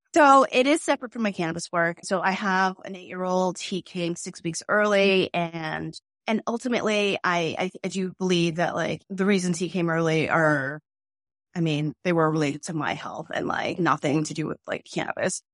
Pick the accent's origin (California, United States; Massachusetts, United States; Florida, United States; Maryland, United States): Massachusetts, United States; Boston; we're from Boston. We really live here.